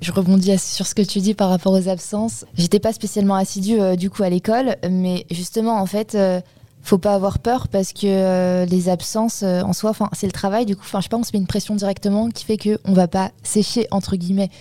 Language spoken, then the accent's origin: French; Paris, Île-de-France, France; Je viens de Paris. Euh, j'habite dans le 15e. Et euh, j'ai fait toute ma scolarité en banlieue parisienne et mon lycée à Paris